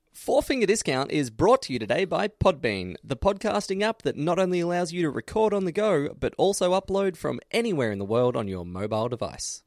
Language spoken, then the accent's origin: English; Australia